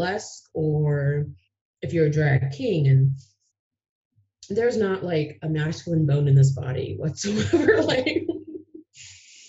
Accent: Ohio, United States; moved away as an adult; now in Aurora, United States; I left my home state from Ohio.

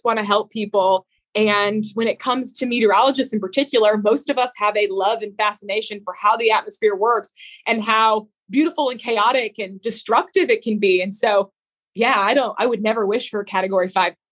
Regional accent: New England, United States; I grew up in New England

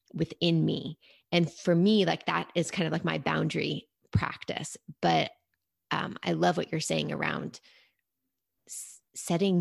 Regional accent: New York City, New York, United States; moved away; growing up in New York City

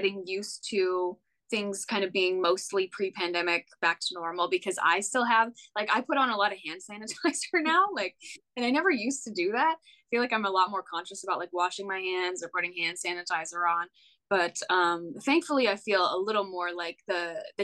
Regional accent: Western Canada, Canada; moved away as an adult; now in Nashville, United States; I'm from Western Canada

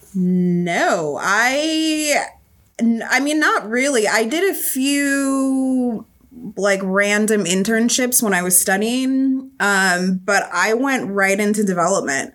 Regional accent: Southern California, United States; now in Boston, United States; I'm originally from Southern California

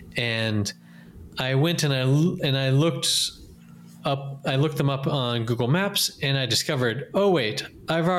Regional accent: North Carolina, United States; moved away as an adult; now in Cantabria, Spain; I'm also from North Carolina

